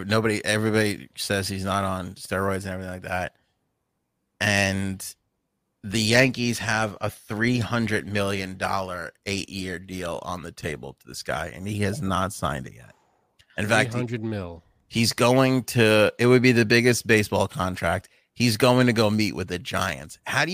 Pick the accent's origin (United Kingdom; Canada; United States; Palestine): United Kingdom; Where are you from? British. End of conversation. That's it.